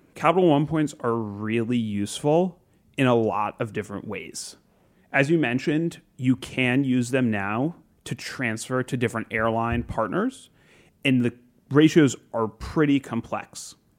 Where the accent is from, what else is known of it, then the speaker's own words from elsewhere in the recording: South Florida, United States; moved away; I grew up in South Florida